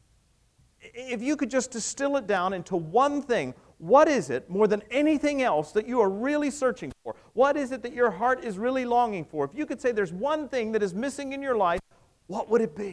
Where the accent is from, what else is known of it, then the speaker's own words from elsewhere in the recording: the South, United States; Southerners get very attached to places, don't we